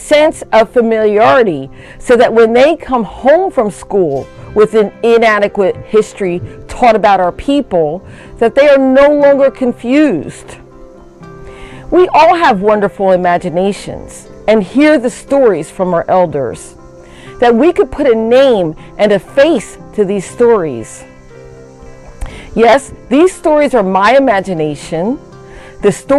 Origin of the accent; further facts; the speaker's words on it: Bridgeton, New Jersey, United States; I am from the Nanticoke Lenape Nation in Bridgeton, New Jersey